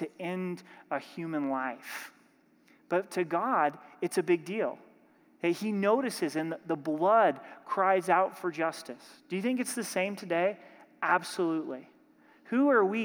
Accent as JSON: {"language": "English", "region": "Oregon", "country": "United States", "said": "I'm from Oregon"}